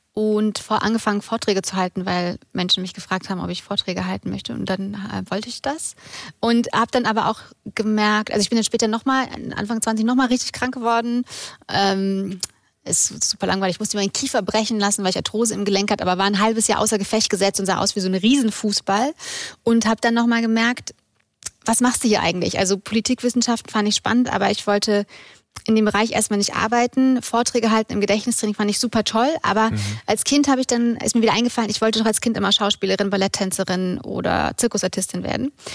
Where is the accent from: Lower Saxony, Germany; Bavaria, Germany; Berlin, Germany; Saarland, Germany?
Bavaria, Germany; Munich; aus München, bin 34